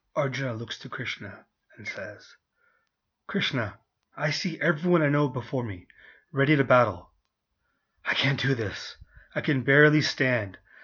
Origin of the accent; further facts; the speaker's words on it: United States; being a Indian, um, Indian origin, raised in the West, raised in America